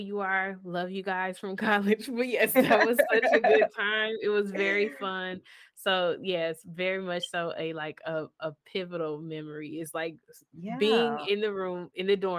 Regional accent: Michigan, United States; I'm from Michigan.

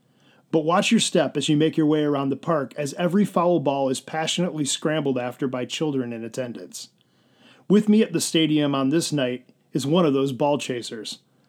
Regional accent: Grand Rapids, Michigan, United States; moved away as an adult; now in Anchorage, United States; Growing up in Grand Rapids, Michigan

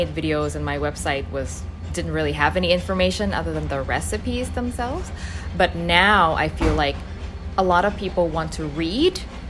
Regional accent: Thailand; now in Canada; I've spent about half my life in Thailand and half my life in the West.

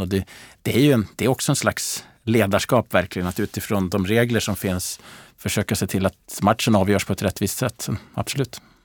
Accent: Gävle, Gävleborg County, Sweden; jag växte upp i Gävle

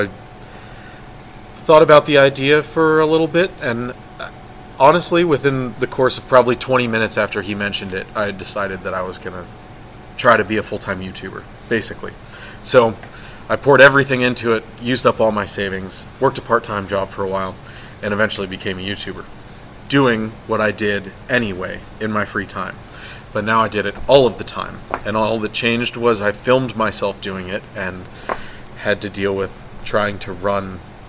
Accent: Chambersburg, Pennsylvania, United States; Chambersburg, Pennsylvania.

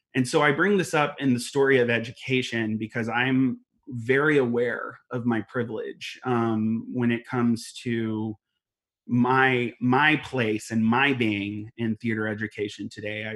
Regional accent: Alvin, Texas, United States; also born or lived in West Columbia, Texas; I grew up in West Columbia, and then I moved to Alvin um, when I was ten years old

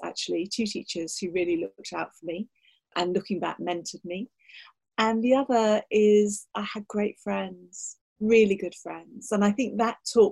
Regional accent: Kent, South East England, United Kingdom; I grew up in Kent. I come from an Irish

